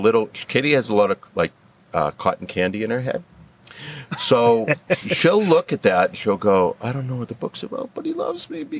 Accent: Spencer, United States; I'm from Spencer.

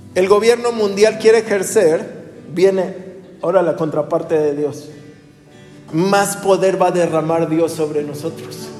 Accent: Mexico

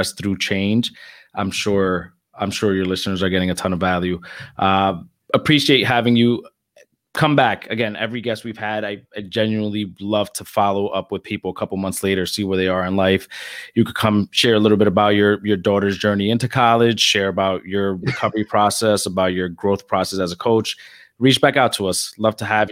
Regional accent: New Jersey, United States; I'm from North Jersey

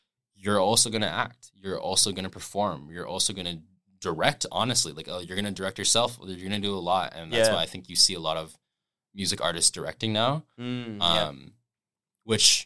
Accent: London, Ontario, Canada; now in Toronto, Canada; I grew up in London, Ontario, like 2.5 hours away from here in Toronto

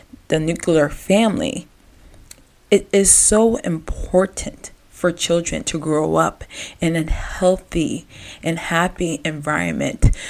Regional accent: Gaithersburg, Maryland, United States; growing up in Gaithersburg, Maryland

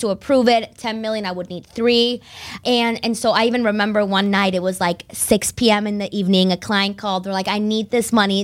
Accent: Concord, Massachusetts, United States; also born or lived in Barcelona, Spain; now in Boston, United States; I was born in Barcelona and uh, raised there until I was about nine, and then my family moved to Concord, Mass

